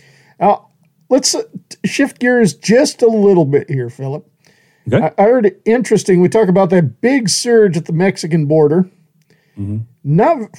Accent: Australia; They said, are you American? I said, nah, I'm bloody Australian.

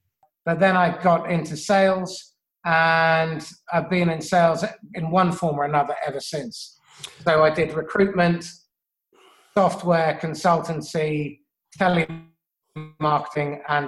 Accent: England, United Kingdom; Growing up in England with a funny foreign name, and slightly olivey skin in the 1970s and early 80s wasn't necessarily an introduction to cosmopolitan society.

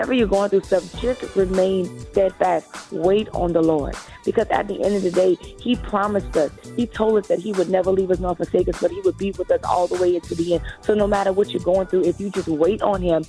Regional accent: Lafayette, Louisiana, United States; I am from Lafayette, Louisiana. That's where I currently live now. So I am a Louisiana native

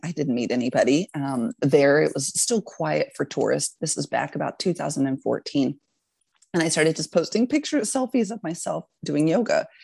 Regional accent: Texas, United States; moved away as an adult; also born or lived in Alaska; I grew up in Texas actually and lived a very, I'd say, normal life there

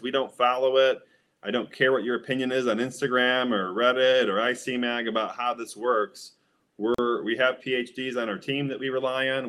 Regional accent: Midwest, United States; because I'm from the Midwest, um, and have been smoking for 25 years, I grew up with Michigan brickweed

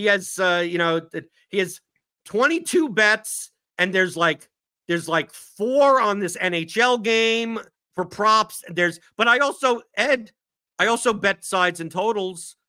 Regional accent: New York City, New York, United States; I come from New York City

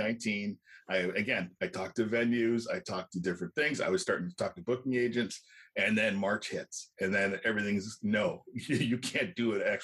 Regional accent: Canada; I'm Canadian

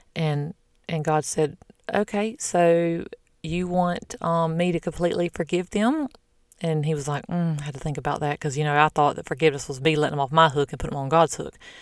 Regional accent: the South, United States; I'm from the South

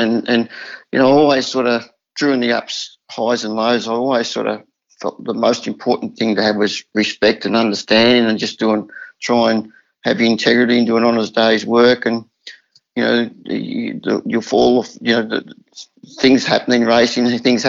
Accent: Caulfield, Victoria, Australia; we used to carpool when we were kids in growing up in Caulfield as jockeys, but in Victoria.

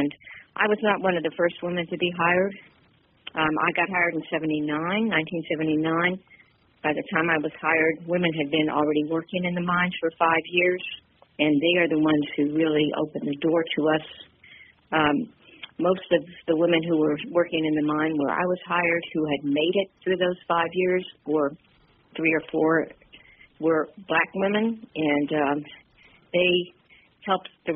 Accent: West Coast, United States; now in Pittsburgh, United States; I'm originally actually from the West Coast, traveled quite a bit since I left there

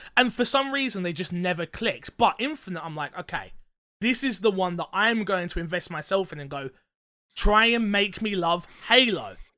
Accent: United Kingdom; I'm British.

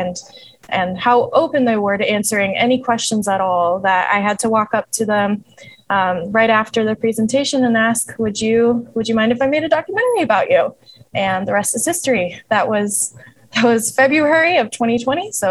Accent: Milwaukee, Wisconsin, United States; also born or lived in Chicago / Indianapolis; now in Northwest Indiana, United States; I'm originally from the Milwaukee area

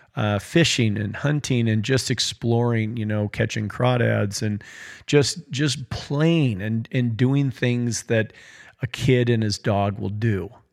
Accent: Choteau, Montana, United States; also born or lived in Cascade, Montana; we had recently moved from my hometown of Shoto to a small town in Montana called Cascade

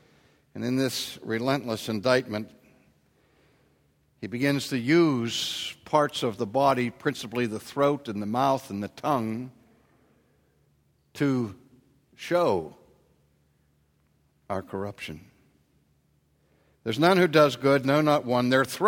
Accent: Pittsburgh, Pennsylvania, United States; You know, I grew up in Pittsburgh, and I maybe heard my father curse once if he hit his thumb with a hammer.

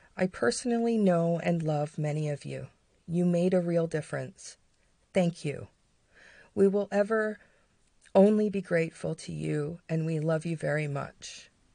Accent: London, Ontario, Canada; my hometown. The town where I reside. London, Ontario, Canada.

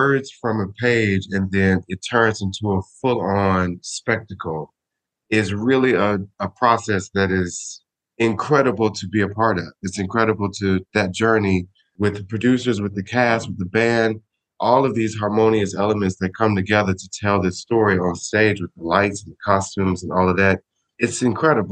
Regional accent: Smyrna, Georgia, United States; moved away as an adult; also born or lived in Chicago, Illinois; now in Sicily, Italy; I was born in Chicago, and I was raised in a small town called Smyrna, Georgia

